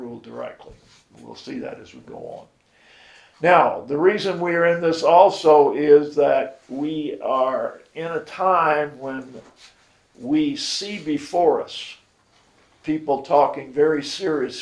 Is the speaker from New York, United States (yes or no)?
no; Miami, Florida, United States; I grew up in Miami